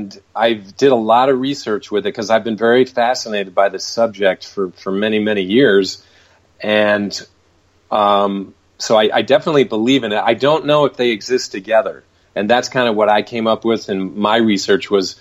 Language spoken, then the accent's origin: English; Michigan, United States; moved away as an adult; now in Los Angeles, United States; I'm originally from Michigan, so I ended up moving out to Los Angeles in the early 90s